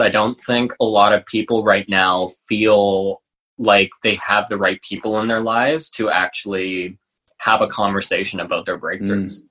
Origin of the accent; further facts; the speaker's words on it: Halifax, Nova Scotia, Canada; I worked at like a, a vegan restaurant in my uh, in my hometown in Halifax